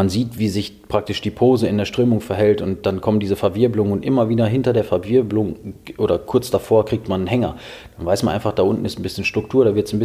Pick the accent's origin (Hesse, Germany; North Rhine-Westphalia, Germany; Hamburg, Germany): North Rhine-Westphalia, Germany; Minden; Ich komme ja aus Minden und Minden liegt an der Weser